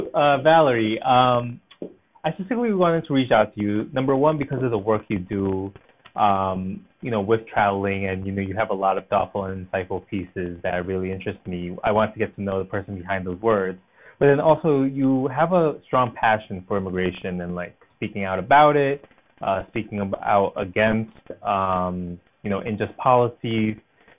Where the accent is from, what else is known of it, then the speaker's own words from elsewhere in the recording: Brentwood, New York, United States; I grew up on Long Island in a town called Brentwood.